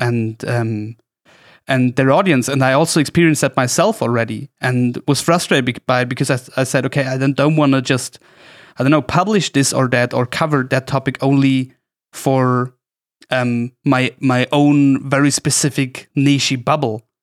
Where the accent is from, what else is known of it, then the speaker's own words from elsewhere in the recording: Oberstdorf, Bavaria, Germany; my hometown, Oberstdorf